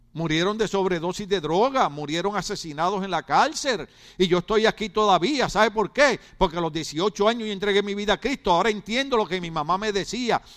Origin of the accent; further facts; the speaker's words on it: Ponce, Puerto Rico; moved away; yo soy puertorriqueño igual que él, yo soy de Ponce igual que él y soy de la playa igual que él